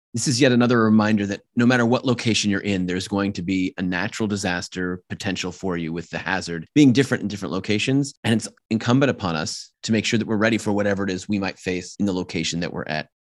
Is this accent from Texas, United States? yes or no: no; Los Angeles, California, United States; I'm from Los Angeles